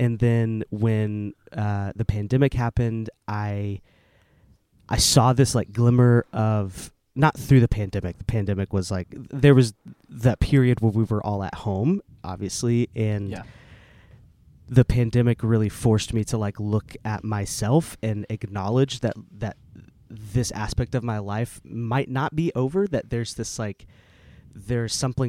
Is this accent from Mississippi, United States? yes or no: no; Oklahoma City, Oklahoma, United States; I was raised Southern Baptist in Oklahoma City. And so very, like, very deep, deep roots in those spaces.